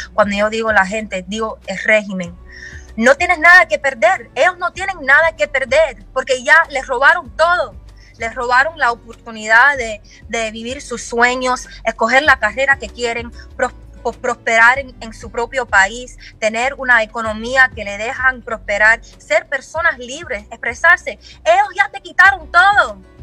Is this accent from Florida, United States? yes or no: yes; Miami, Florida, United States; yo no soy de Palm Beach, yo soy de Miami